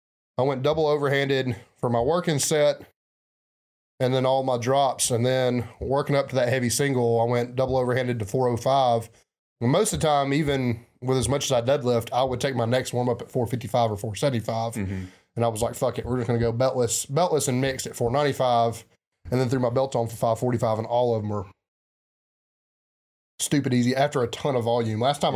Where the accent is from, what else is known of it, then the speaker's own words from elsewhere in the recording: the South, United States; accent: southern; there's listeners in other parts of America that feel like they need a translator because of my heavy southern accent.